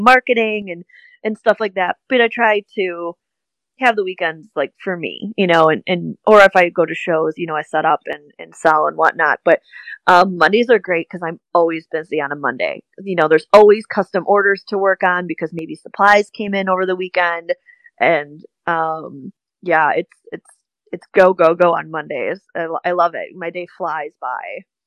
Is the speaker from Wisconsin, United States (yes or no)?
yes; Wisconsin, United States; accent: Midwest; I'm like, yeah, I have a Midwest accent.